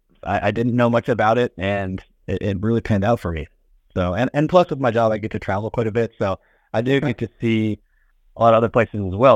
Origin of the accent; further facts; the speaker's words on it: Washington, United States; also born or lived in Arizona; now in Indianapolis, United States; I'm from the Seattle area. So, born in Arizona, but grew up and raised in Washington, so about half an hour east of Seattle, went to college out there as well.